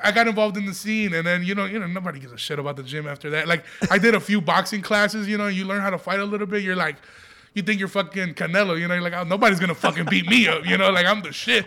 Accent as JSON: {"language": "English", "town": "Aurora", "region": "Illinois", "country": "United States", "tie": "born or raised there", "said": "I grew up in Aurora, Illinois"}